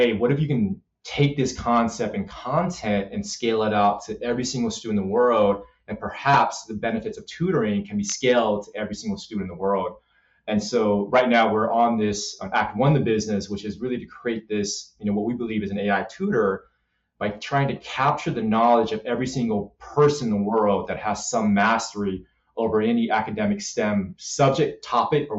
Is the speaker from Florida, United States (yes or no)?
no; Los Angeles, California, United States; I grew up in South Central LA.